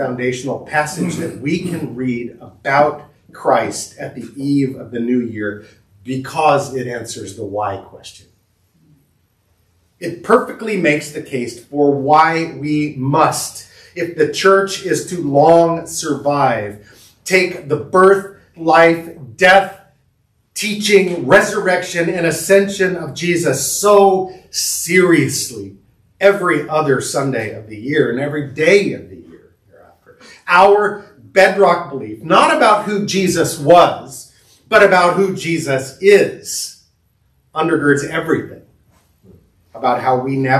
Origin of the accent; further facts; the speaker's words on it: Southern California, United States; I grew up in Southern California, and my parents were both born in Rockford